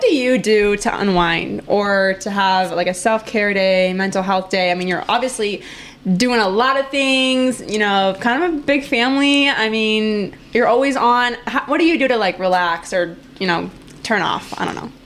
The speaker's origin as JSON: {"language": "English", "town": "Green Bay", "region": "Wisconsin", "country": "United States", "said": "I'm from Green Bay, so I'm a Cheesehead."}